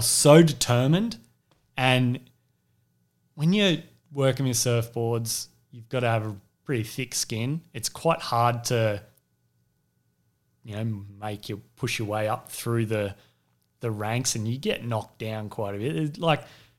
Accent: Sydney, New South Wales, Australia; moved away; I grew up in Sydney's Northern Beaches, which was a real hotbed for surfing and surfboard manufacturing.

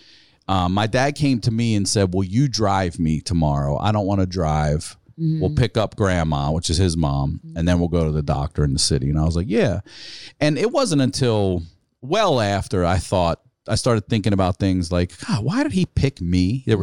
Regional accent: Maryland, United States; We're from Maryland, and he was in Hopkins in Baltimore.

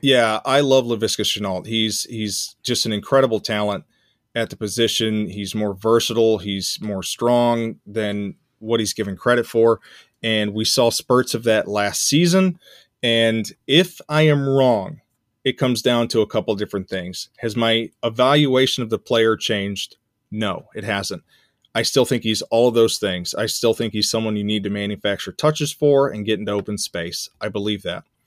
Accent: Central Arkansas, United States; I grew up in Central Arkansas

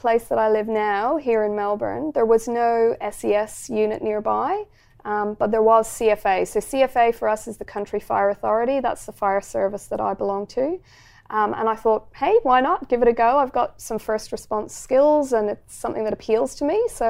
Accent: Ireland; now in Australia; Oh, wow. Okay. Well, I'm Irish.

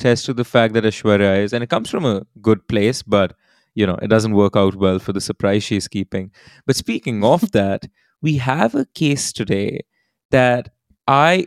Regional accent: India; as an Indian true crime podcaster

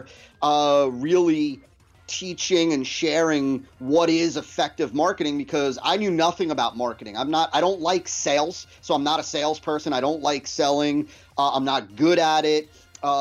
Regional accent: New Jersey, United States; was born and raised in New Jersey

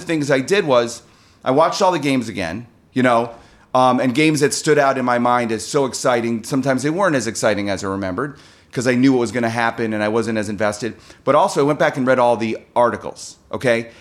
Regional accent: Chicago, Illinois, United States; moved away; I grew up in Chicago

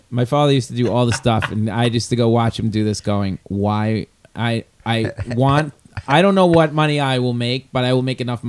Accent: New York, United States; I grew up outside of Long Island.

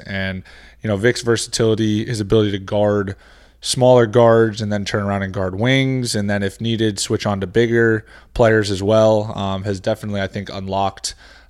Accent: Northeast, United States; now in Miami, United States; living down in Miami, I don't really get seasons like I did growing up in the Northeast, in the Midwest.

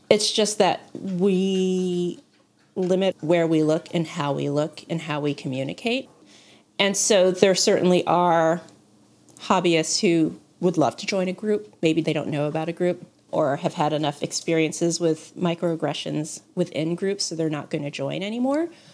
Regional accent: United States; I say this as an American

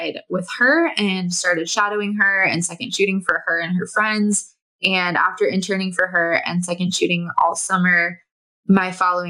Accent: Southern California, United States; moved away as an adult; now in Bend, United States; I was born and raised in Southern California

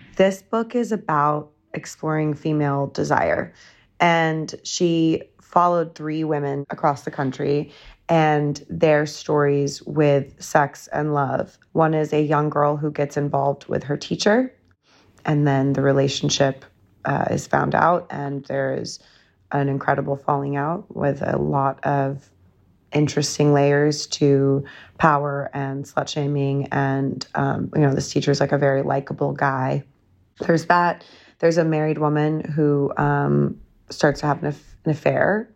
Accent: California, United States; now in New York, United States; I grew up in California

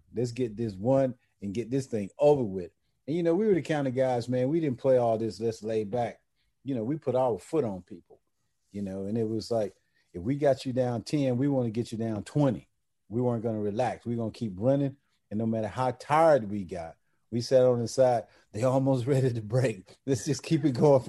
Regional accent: Georgia, United States; moved away as an adult; growing up in Georgia, we really didn't see that much NBA

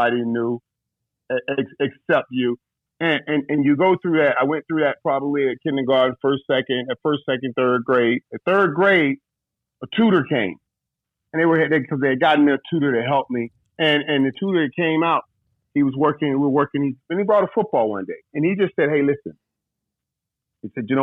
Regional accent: Fort Lauderdale, Florida, United States; I grew up in Fort Lauderdale, you know, Florida.

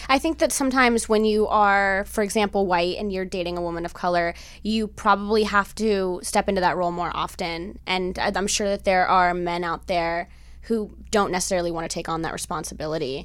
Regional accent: Miami, Florida, United States; now in Los Angeles, United States; I grew up with my father's side, which is Cuban, and I grew up in Miami

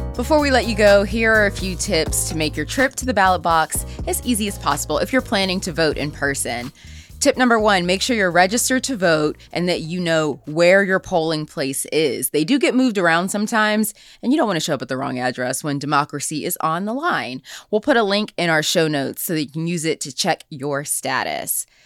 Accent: Wilkinsburg, Pennsylvania, United States; I'm from Wilkinsburg

